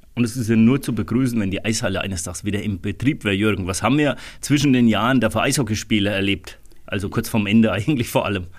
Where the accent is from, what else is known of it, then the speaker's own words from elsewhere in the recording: Rhön, Bavaria, Germany; bei uns in der Rhön